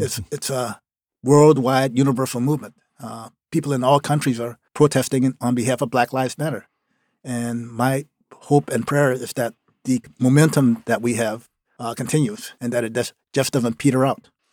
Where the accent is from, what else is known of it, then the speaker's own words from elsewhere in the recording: Norco, Louisiana, United States; also born or lived in New Orleans, Louisiana; now in Maine, United States; the town I grew up in, like I said, it was called Norco, Louisiana